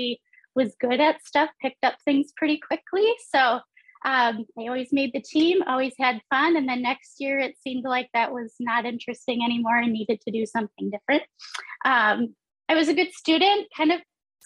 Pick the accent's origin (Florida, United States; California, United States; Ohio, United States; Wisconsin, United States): Wisconsin, United States; Stevens Point; I grew up in Stevens Point, which is like right in the center